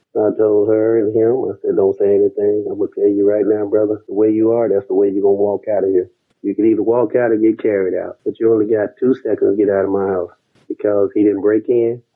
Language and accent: English; Dallas, Texas, United States; also born or lived in Southfield, Michigan; now in Atlanta, United States; I'm from Dallas, Texas